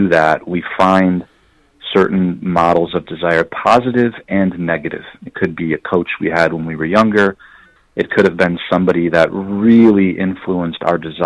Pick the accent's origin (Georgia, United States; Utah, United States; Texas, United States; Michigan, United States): Michigan, United States; west side of; I grew up in Michigan. I grew up on the west side of the state